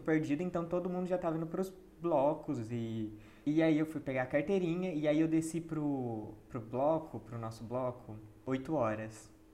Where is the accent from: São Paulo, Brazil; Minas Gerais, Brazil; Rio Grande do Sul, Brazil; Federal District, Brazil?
São Paulo, Brazil; Jundiaí; nós dois somos de Jundiaí